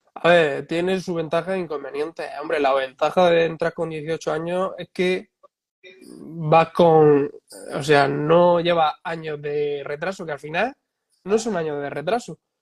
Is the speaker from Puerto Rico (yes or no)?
no; Spain; aquí en España